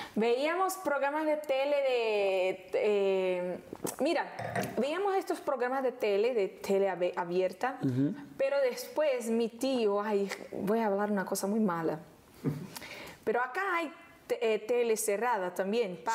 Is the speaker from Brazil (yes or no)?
yes; Rio de Janeiro, Brazil; Spanish is a second language; vivíamos en una casita en Honorio, Gugel, que toma el nombre de la serie, que es el lugar donde yo nací